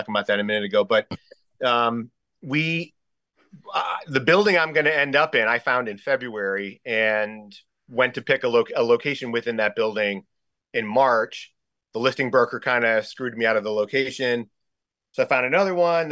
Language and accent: English; Bridgeport, Connecticut, United States; also born or lived in New Haven, Connecticut; now in Stamford, United States; I was born in New Haven. I was raised in Bridgeport for most of my youth, and I'm living in Stanford now.